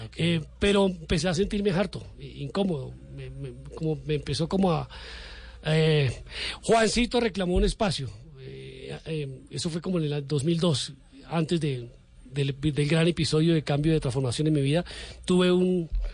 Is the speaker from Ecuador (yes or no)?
no; Cúcuta, Norte de Santander, Colombia; moved away as an adult; now in Bogotá, Colombia; Yo soy de Cúcuta, Mediterránea, vigía de la frontera, la cuna de la República, muy noble, valerosa y leal villa. Entonces eh, vengo a formarme, a estudiar en la universidad.